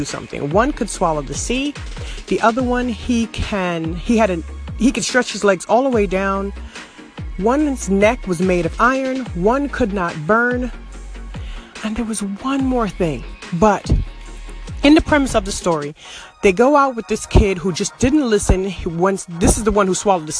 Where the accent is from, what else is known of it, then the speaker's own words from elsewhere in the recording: New York City, New York, United States; I grew up in Brooklyn